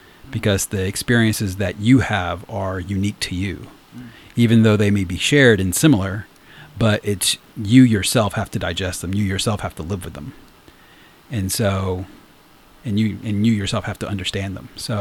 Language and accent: English; the South, United States; I grew up in the South as well